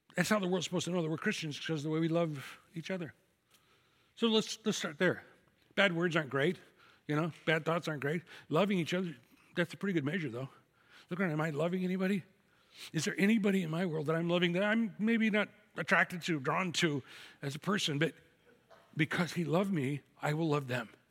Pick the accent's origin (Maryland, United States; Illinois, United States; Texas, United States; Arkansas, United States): Illinois, United States; Chicago; I'm from Chicago